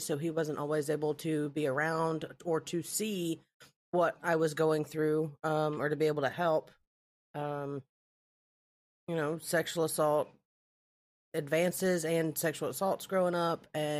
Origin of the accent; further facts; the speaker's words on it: Alabama, United States; I'm from Alabama. That's where I was, you know, semi-born and raised. I've lived many, many different places.